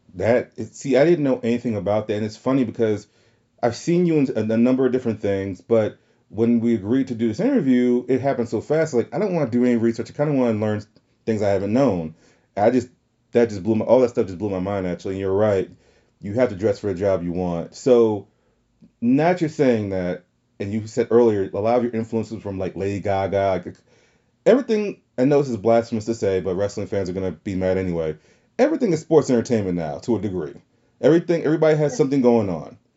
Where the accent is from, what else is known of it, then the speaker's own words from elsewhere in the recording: the South, United States; accent: southern; my southern accent